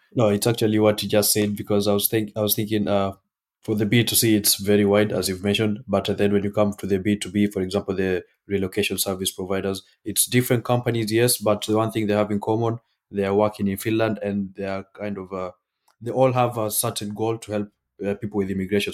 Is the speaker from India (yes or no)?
no; Kenya; moved away; I'm from Kenya